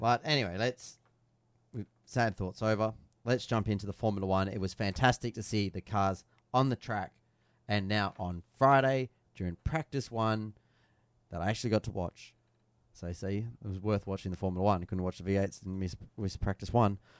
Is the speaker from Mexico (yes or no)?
no; Australia; As an Aussie